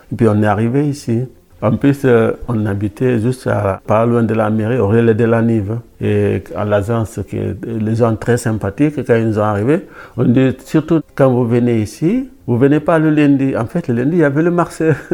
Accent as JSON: {"language": "French", "region": "Dakar", "country": "Senegal", "tie": "born or raised there", "also_born_or_lived": "Paris, France / Pau, France", "moved": "yes", "lives_now": "Saint-Jean-Pied-de-Port, France", "said": "Je viens de Dakar, même à la capitale. L'endroit qu'on appelle le plateau, c'est à 2 km du palais présidentiel. Je grandis là"}